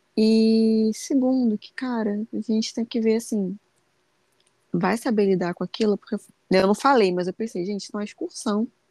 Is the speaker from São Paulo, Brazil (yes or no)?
no; Rio de Janeiro, Brazil; Sou carioca